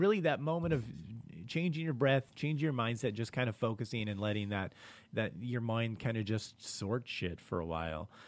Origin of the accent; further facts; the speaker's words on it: Los Angeles, California, United States; I grew up in South Central L A.